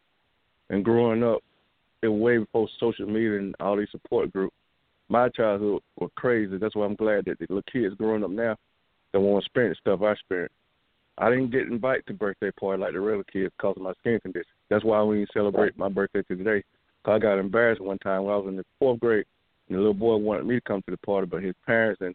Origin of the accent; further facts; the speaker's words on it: Greensboro, Georgia, United States; now in Houston, United States; I'm from Greensboro, Georgia. Right now I'm in Houston, Texas.